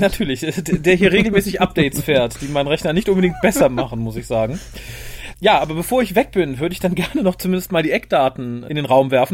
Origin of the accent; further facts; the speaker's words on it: Germany; wir so als deutsches Volk